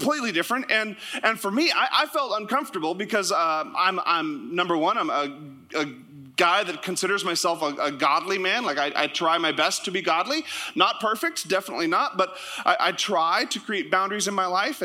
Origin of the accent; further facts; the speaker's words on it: Sitka, Alaska, United States; moved away; also born or lived in Canada; my hometown was in the ad. Sitka, Alaska